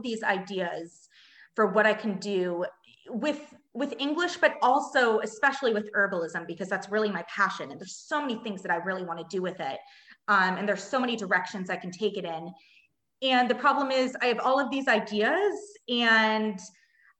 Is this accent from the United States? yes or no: yes; Southern California, United States; moved away as an adult; also born or lived in Germany; now in Munich, Germany; I'm from Southern California, and I have been living in Germany for the past 5 years and recently just moved to Munich a few months ago